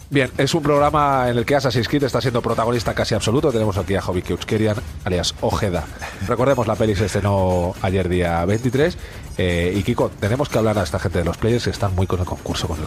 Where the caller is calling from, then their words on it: Alicante, Valencian Community, Spain; de Alicante.